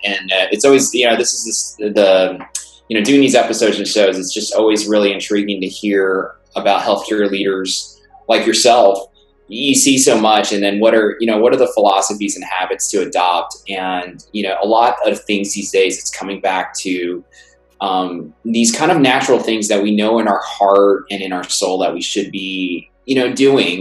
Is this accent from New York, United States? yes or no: yes; New York City, New York, United States; I grew up in Brooklyn. New York